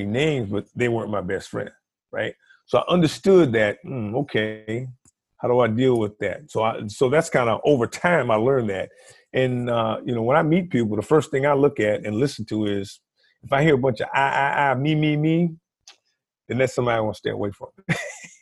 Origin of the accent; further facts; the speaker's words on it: Virginia, United States; also born or lived in Washington, D.C.; I grew up in Virginia. I moved from Washington, D.C., a all-black environment